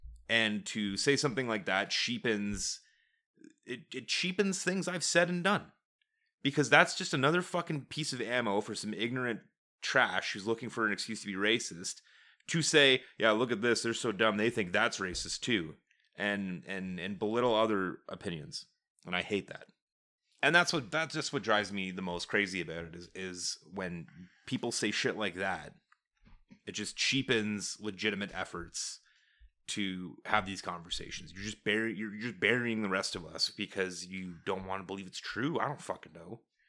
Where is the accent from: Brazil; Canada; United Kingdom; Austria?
Canada; We're Canadian.